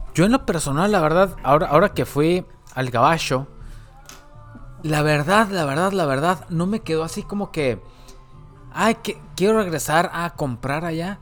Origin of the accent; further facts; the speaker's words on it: northern Mexico, Mexico; nosotros, como mexicanos o, la gente del norte del país, ¿no? que vive obviamente en la frontera, cercano a la frontera